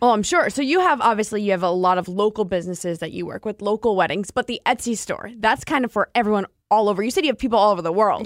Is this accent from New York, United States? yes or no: no; Hoboken, New Jersey, United States; I grew up in New Jersey, lived in the town where Cake Boss is